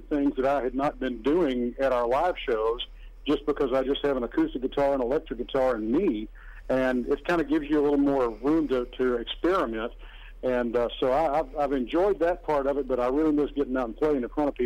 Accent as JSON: {"language": "English", "region": "Gulf Coast", "country": "United States", "tie": "born or raised there", "moved": "yes", "lives_now": "Nashville, United States", "said": "I grew up on the Gulf Coast"}